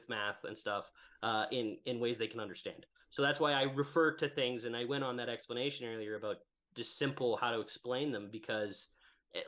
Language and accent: English; Hanna, Alberta, Canada; I'm from Hanna, right? Hanna, Alberta